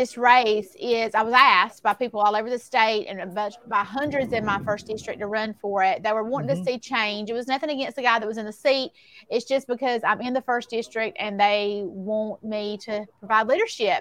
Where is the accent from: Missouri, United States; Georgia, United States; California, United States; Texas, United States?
Georgia, United States; Baxley; I was born in Baxley. I've lived here all of my life, aside from when I was in college.